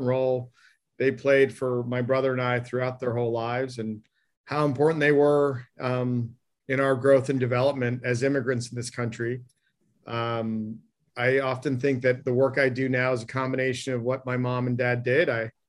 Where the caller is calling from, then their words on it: Needham, Massachusetts, United States; I'm zooming in from Needham, Massachusetts. So yeah, a little cold.